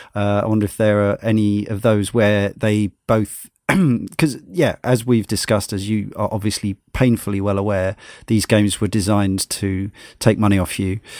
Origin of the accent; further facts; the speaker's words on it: Brighton, South East England, United Kingdom; growing up in Brighton, still live in Brighton